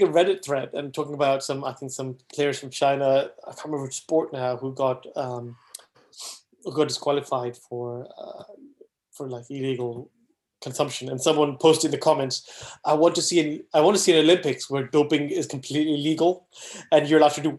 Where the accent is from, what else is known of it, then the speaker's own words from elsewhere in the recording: Wales, United Kingdom; also born or lived in Saudi Arabia; even though as a Welshman, I support Wales